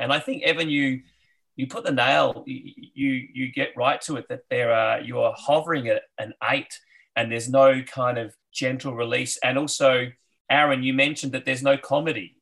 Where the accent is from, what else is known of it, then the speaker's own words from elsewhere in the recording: Adelaide, South Australia, Australia; I grew up in Adelaide